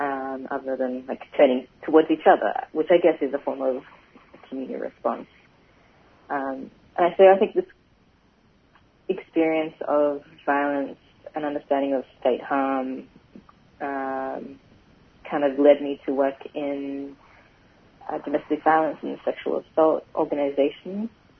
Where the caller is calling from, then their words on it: Paddington, Queensland, Australia; I'm calling in from, well, my office at the moment in Paddington. But, yeah, I live and work on Yagara and Turrbal country.